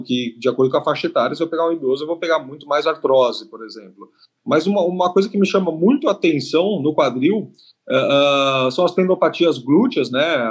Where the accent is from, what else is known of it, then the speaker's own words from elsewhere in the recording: São Paulo, Brazil; eu sou de São Paulo, capital